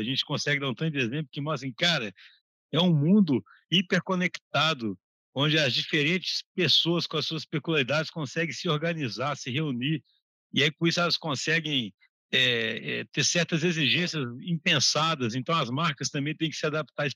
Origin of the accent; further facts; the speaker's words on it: Brazil; eu, como brasileiro